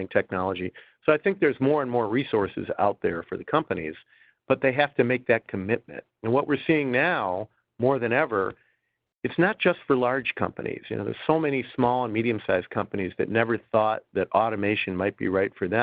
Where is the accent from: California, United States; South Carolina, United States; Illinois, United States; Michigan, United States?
Michigan, United States; Detroit; I come from Detroit